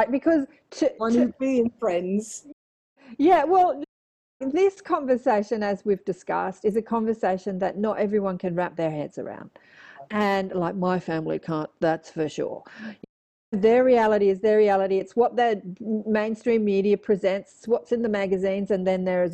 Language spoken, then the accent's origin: English; Australia; accent: Australian; my cute Australian accent